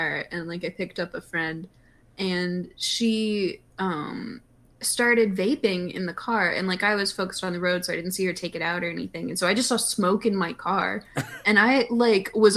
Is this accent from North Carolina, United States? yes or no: yes; North Carolina, United States; I was born in North Carolina.